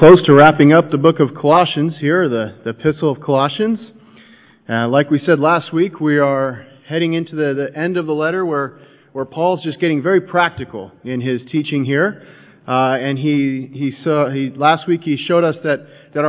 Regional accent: United States; I'm an American

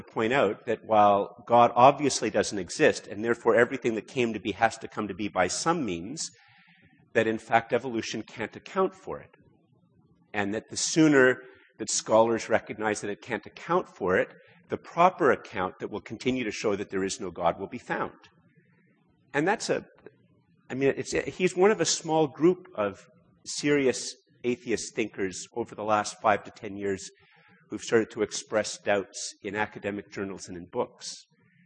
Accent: Canada; we as Canadian Christians

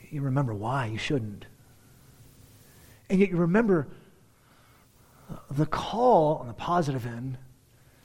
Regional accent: United States; as our American culture

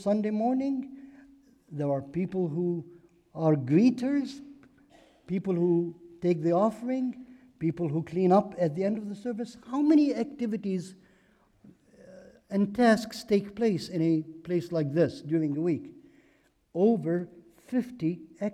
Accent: Beirut, Beirut Governorate, Lebanon; moved away as an adult; now in United States; I am Lebanese by birth. I grew up in Beirut, Lebanon, and came to this country as a student to study in college

